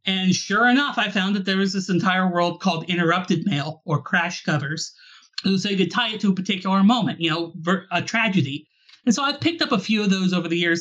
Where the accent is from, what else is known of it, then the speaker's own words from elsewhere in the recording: Alaska, United States; I'm originally from Alaska